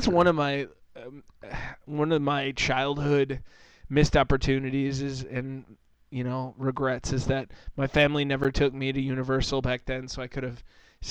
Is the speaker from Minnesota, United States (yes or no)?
yes; Minnesota, United States; we were growing up in Minnesota